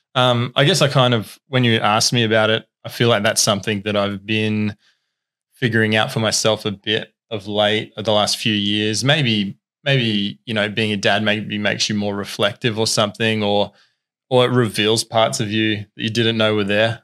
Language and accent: English; Tasmania, Australia; also born or lived in Queensland; I was originally born in Queensland. Our family moved to Tassie when I was ten. Um, and so have been here ever since, been on the Northwest Coast ever since.